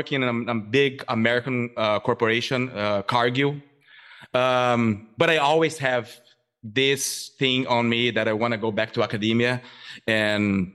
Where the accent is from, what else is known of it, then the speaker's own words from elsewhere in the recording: southern Brazil, Brazil; English is a second language; moved away as an adult; now in United States; I'm originally from Brazil. I grew up in a very agricultural area in southern Brazil.